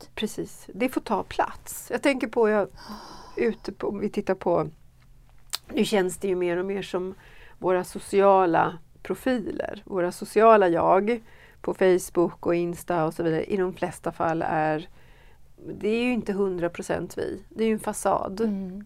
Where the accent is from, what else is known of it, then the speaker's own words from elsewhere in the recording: Sweden; i de kyrkor jag har varit här hemma i Sverige